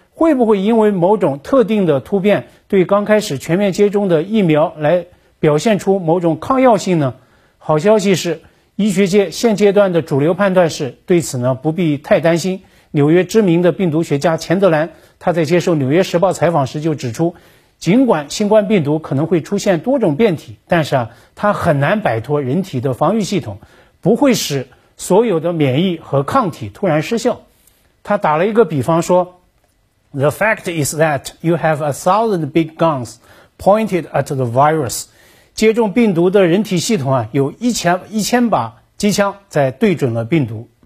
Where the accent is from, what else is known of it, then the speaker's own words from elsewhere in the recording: Shenzhen, Guangdong, China; 作为一个深圳人